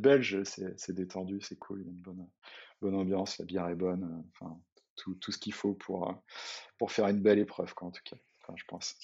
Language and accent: French; Saint-Brieuc, Brittany, France; je suis originaire de Bretagne, euh, une, petite ville qui s'appelle Saint-Brieuc